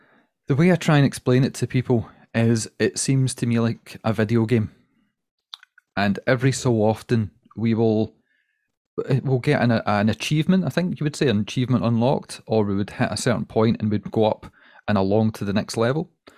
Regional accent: Scotland, United Kingdom; And we're also Scottish. And the Scottish part really helps us out, because everybody in America loves Scotland and they love a Scottish accent, and we can do no wrong.

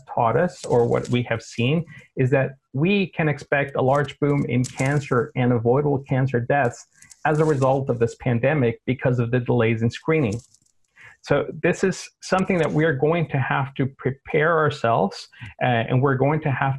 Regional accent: South Texas, United States; moved away as an adult; now in Sweden; South Texas, where I'm from

